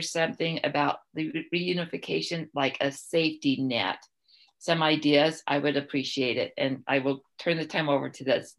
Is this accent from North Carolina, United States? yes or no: no; Utah, United States; I'm from Utah, and in Utah, parents can do very little wrong and still keep their children.